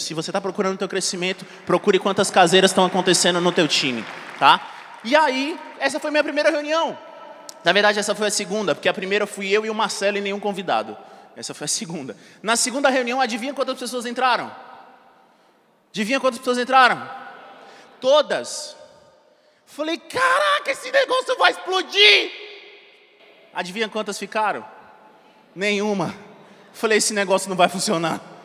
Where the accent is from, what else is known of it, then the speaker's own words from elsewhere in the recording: Brasília, Federal District, Brazil; Eu sou nascido e criado em Brasília